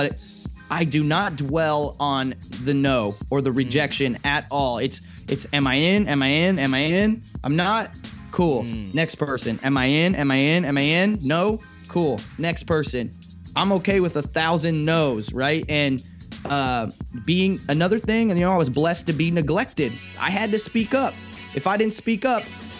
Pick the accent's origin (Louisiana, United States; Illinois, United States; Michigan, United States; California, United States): California, United States; Santa Cruz; I grew up in Santa Cruz, which is like a hippie community